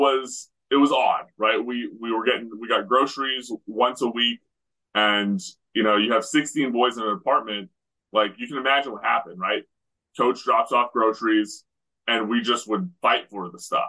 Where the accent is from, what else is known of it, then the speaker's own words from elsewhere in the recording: Western Canada, Canada; I grew up in Western Canada